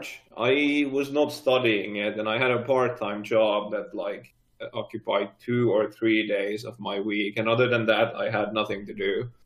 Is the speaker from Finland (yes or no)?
yes; Finland; I'm from Finland